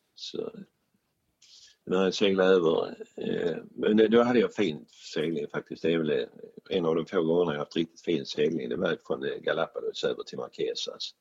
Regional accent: Sweden; vi är svenskar

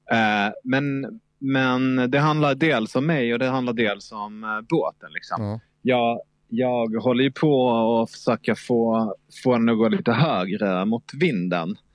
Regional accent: Malmö, Skåne, Sweden; Jag är uppvuxen i Malmö

